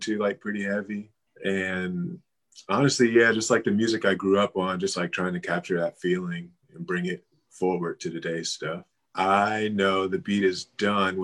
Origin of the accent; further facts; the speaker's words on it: Seven Springs, North Carolina, United States; I'm from Seven Springs, North Carolina